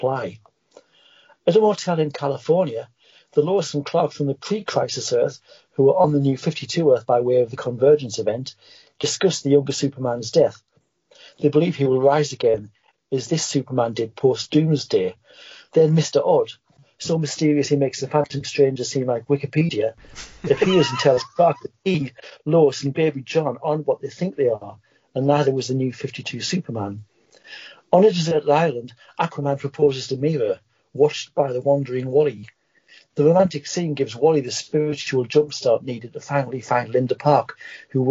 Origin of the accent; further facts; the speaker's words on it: England, United Kingdom; now in Scotland, United Kingdom; I'm English, honestly, not a Scotsman.